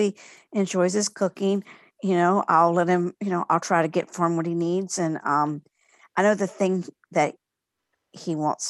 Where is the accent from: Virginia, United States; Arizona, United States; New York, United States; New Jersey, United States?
Virginia, United States; Alexandria; I'm from Alexandria, Virginia.